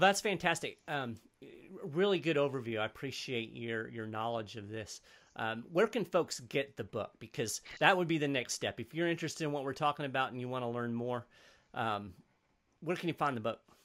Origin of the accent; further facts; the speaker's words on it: United States; as an American